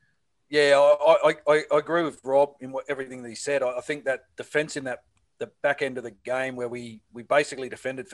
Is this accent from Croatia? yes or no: no; Sydney, New South Wales, Australia; I grew up in the North Sydney district in Sydney.